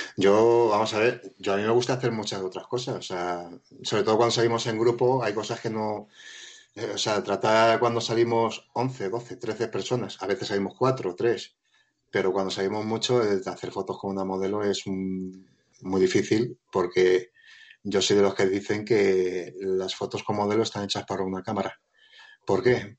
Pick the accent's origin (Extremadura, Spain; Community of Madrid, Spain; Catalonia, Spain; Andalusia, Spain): Community of Madrid, Spain; Móstoles; moved away as an adult; now in Province of Toledo, Spain; soy de Madrid, de Móstoles